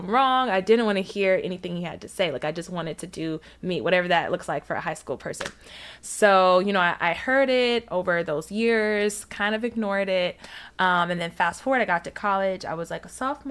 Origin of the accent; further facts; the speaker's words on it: Alabama, United States; grew up in Alabama